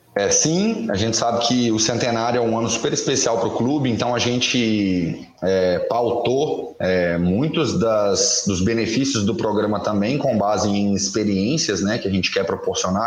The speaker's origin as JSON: {"language": "Portuguese", "region": "Minas Gerais", "country": "Brazil", "said": "Eu sou mineiro, de coração cruzeirense"}